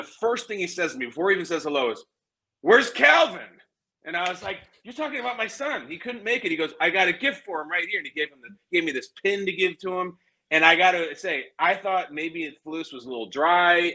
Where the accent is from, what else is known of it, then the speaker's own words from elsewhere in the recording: Lincolnshire, Illinois, United States; moved away as an adult; now in New York, United States; where I grew up in Chicago. I grew up in Lincolnshire